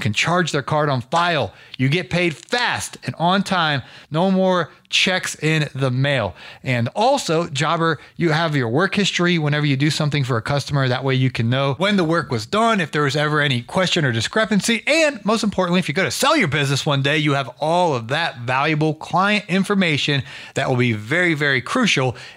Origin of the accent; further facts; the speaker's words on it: Canton, Ohio, United States; my hometown. I'm from Canton, Ohio